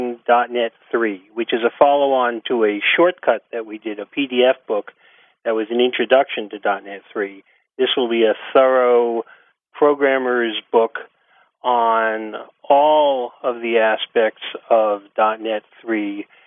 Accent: New York, United States; accent: New York; also born or lived in Boston suburbs; now in Boston, United States; I am currently in Boston suburbs. Originally, I'm from Brooklyn, and I talk like this

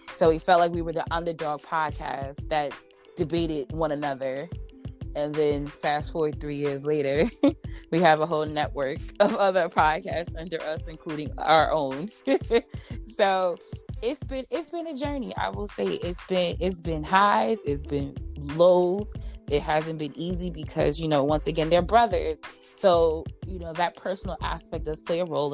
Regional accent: New York, United States; I'm from New York

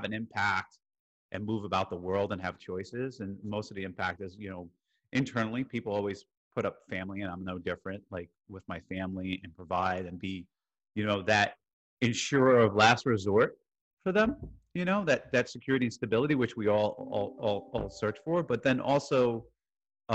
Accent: Jersey City, New Jersey, United States; moved away; also born or lived in Iowa / New York / Houston, Texas; I was born in Jersey City, New Jersey

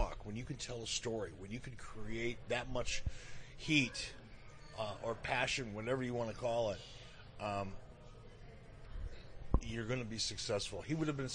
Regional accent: Detroit, Michigan, United States; moved away as an adult; now in Cody, Wyoming, United States; Growing up in Detroit as a young kid, you know, in the 60s

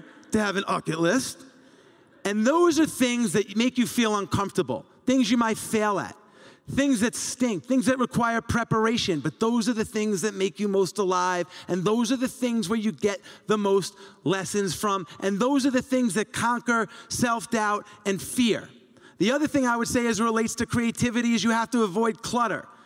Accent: Long Island, New York, United States; growing up in Long Island

